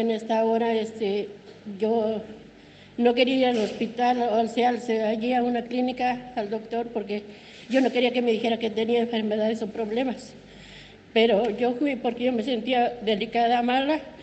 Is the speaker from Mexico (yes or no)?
yes; Mexico; vengo del Ejido El Naranjito